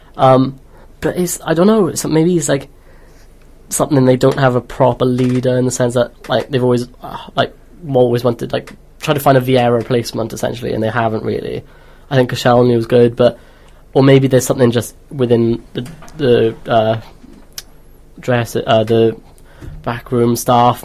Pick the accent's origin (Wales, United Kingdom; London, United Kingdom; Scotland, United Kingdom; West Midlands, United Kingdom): Wales, United Kingdom; Welsh; one Welsh person in like a sea of English people